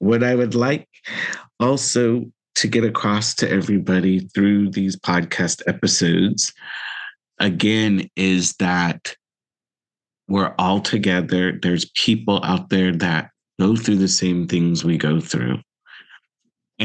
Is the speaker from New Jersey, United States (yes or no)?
no; Central Valley, California, United States; I grew up in the Central Valley, grew up in Armenian household